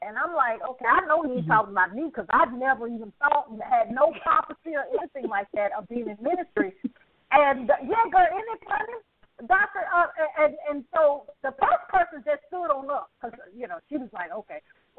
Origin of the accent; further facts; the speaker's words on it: Alabama, United States; I'm from Alabama